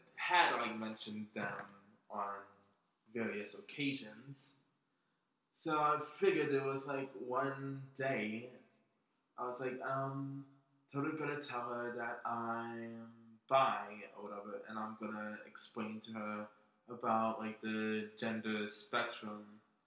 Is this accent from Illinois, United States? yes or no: no; Philadelphia, Pennsylvania, United States; born and raised in West Philly